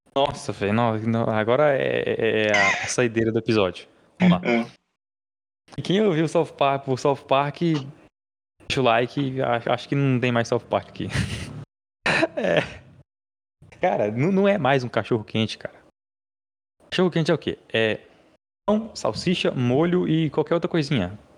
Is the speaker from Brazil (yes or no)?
yes; Minas Gerais, Brazil; eu sou mineiro